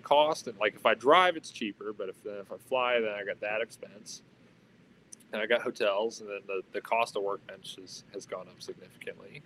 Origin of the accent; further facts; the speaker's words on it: Atlanta, Georgia, United States; also born or lived in North Carolina / Upstate New York; now in Batavia, New York, United States; I'm originally from the Atlanta area